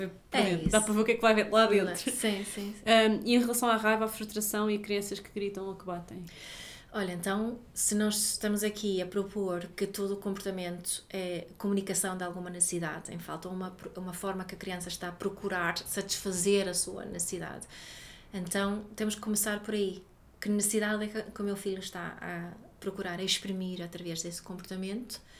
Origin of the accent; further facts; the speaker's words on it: Sweden; Portuguese is a second language; eu posso porque eu sou sueca e na Suécia.